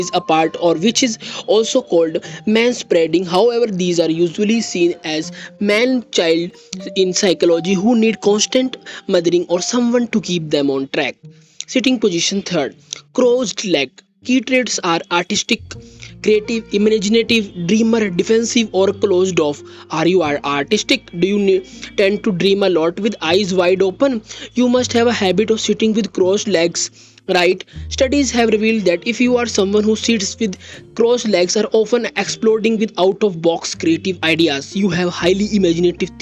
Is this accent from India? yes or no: yes; India; I am from India.